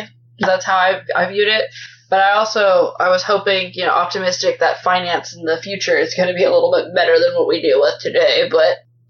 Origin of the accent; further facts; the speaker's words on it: Midwest, United States; I'm from the Midwest, so like 100 miles is close to us.